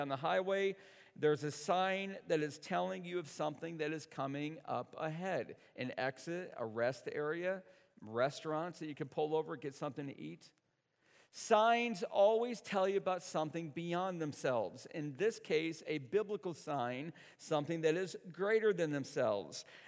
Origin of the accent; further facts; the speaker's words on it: the North, United States; I'm from the North.